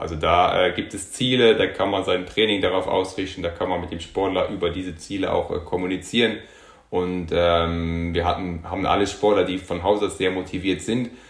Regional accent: Luxembourg; moved away as an adult; also born or lived in Munich, Germany; now in Germany; ich bin gebürtiger Luxemburger, also habe bis zum 19. Lebensjahr in Luxemburg gewohnt, bin dann nach Deutschland, nach München zum Studieren gegangen

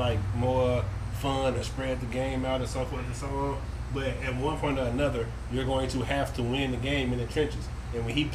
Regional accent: Midwest, United States; I am from the Midwest

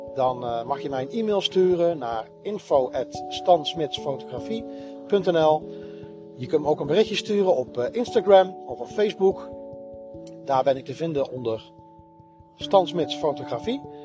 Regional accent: Nuland and 's-Hertogenbosch, North Brabant, Netherlands; ik ben gedeeltelijk in, een, in het dorp Nuland opgegroeid. En een ander gedeelte ben ik opgegroeid in, uh, in Den Bosch.

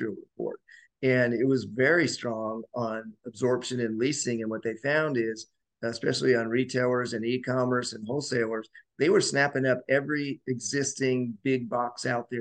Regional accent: Colorado, United States; I grew up in Colorado and during the 70s

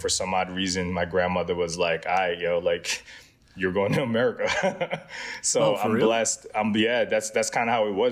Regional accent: Muntinlupa, Metro Manila, Philippines; also born or lived in Quezon City / Pangasinan; now in United States; born and raised in the Philippines, Muntinlupa City.

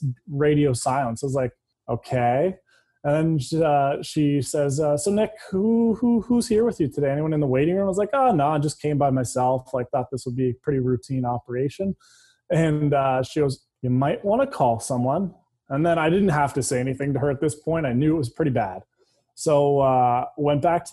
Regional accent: London, Ontario, Canada; I grew up in London, Ontario, played hockey my whole life there.

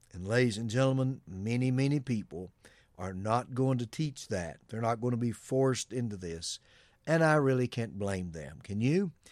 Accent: United States; us as Americans

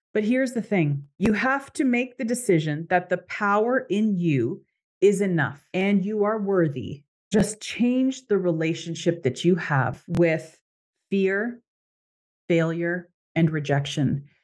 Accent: Canada; moved away as an adult; I am Canadian

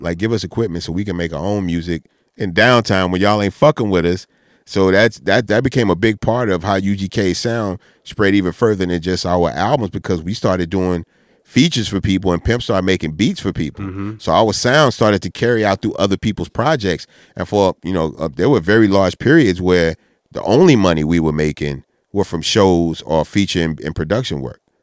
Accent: Texas, United States; we were from Texas

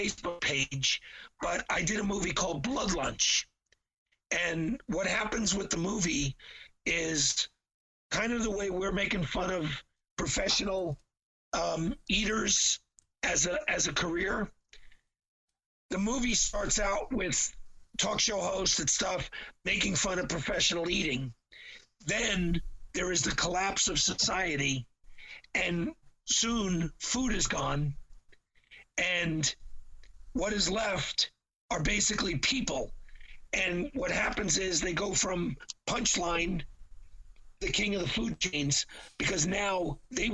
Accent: New York City, New York, United States; As a New Yorker

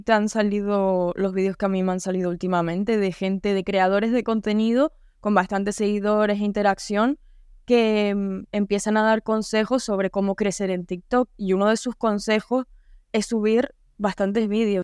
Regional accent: Canary Islands, Spain; accent: Canarian; yo pues tengo el acento canario

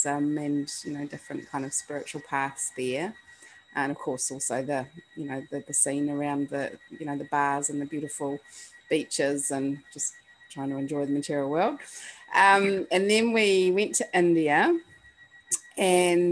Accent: New Zealand; I was brought up in New Zealand and it's the bottom of the world, and you kind of get the sense growing up in New Zealand

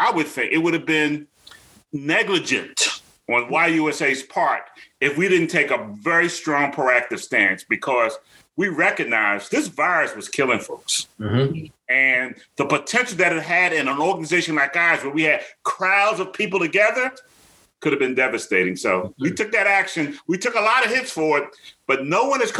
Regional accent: Philadelphia, Pennsylvania, United States; growing up in South Philly

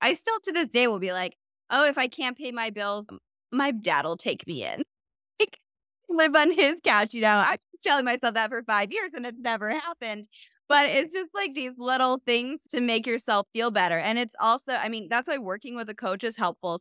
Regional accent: Michigan, United States; I'm from Michigan

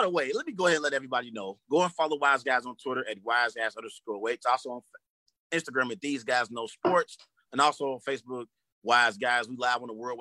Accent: Cincinnati, Ohio, United States; I'm from Cincinnati. Everybody knows me. We're here local in the Cincinnati area.

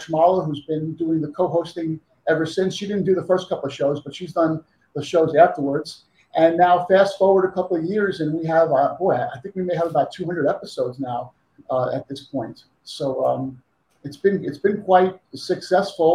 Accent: New York, United States; moved away as an adult; now in Las Vegas, United States; I'm originally from New York. I moved out to Vegas about maybe 15 years ago

